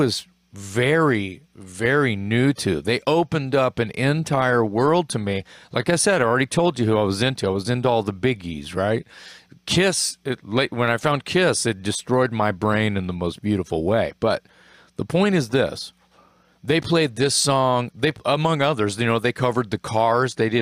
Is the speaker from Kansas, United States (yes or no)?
no; Corpus Christi, Texas, United States; When I was a young boy growing up in Corpus Christi, Texas.